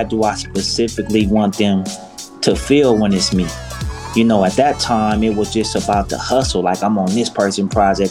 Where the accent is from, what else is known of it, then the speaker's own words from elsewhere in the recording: Los Angeles, California, United States; being a South Central native